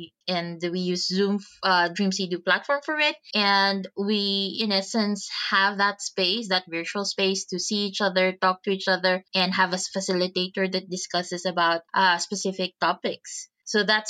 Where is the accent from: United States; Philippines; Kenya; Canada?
Philippines; moved away; I'm originally from the Philippines